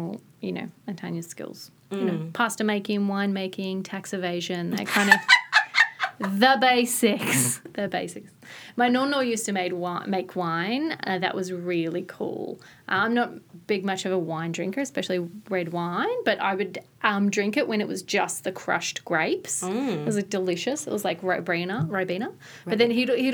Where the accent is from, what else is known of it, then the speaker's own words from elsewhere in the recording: Gippsland, Victoria, Australia; I grew up in the country, Gippsland